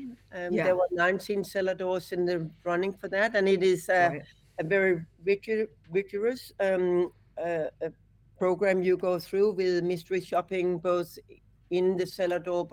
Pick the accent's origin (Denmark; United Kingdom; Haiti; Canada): Denmark; Copenhagen, Capital Region of Denmark; now in Australia; I'm from Copenhagen